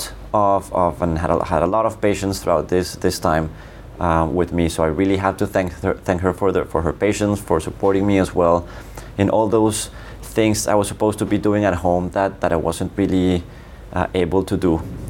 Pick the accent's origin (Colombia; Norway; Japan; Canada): Colombia; moved away as an adult; now in Geneva, Switzerland; I'm Colombian. I was born and raised in Colombia.